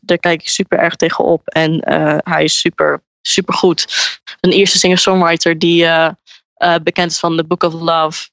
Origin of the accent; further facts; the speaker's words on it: Enschede, Overijssel, Netherlands; moved away as an adult; now in Brighton, United Kingdom; ik woon in Enschede en ik kom uit Enschede